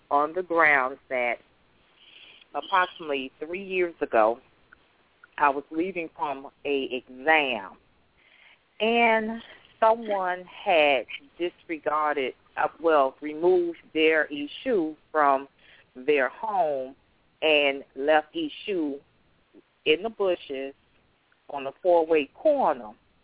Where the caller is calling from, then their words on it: Miami, Florida, United States; I'm calling from Miami, Florida.